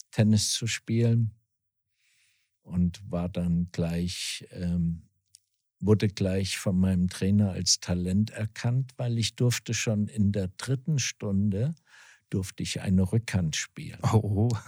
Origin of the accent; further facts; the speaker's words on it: Wetzlar, Hesse, Germany; moved away; also born or lived in Switzerland / Herborn; bin gebürtiger Wetzlarer, also mitten aus Hessen und bin da aufgewachsen, bin viele Jahre im Internat gewesen in der Schweiz